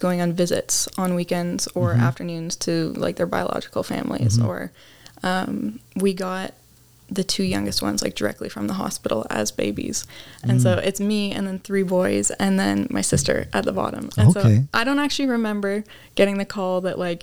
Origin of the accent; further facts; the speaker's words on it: Ontario, Canada; I grew up in Ontario, Canada, whole life.